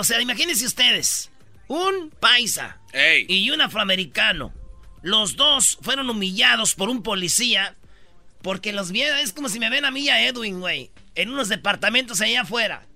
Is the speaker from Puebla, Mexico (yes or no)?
no; Metepec, State of Mexico, Mexico; Soy de Metepec